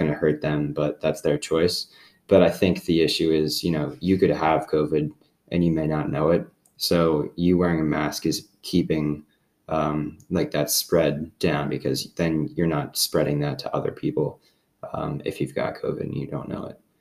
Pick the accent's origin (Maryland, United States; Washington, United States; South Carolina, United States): South Carolina, United States; Hilton Head; my hometown on Hilton Head